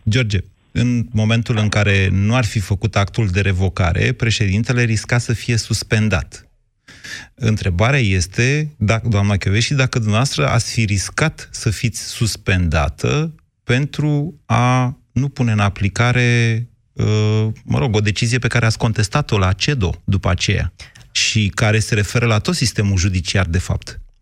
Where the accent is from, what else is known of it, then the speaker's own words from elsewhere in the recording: Romania; ca român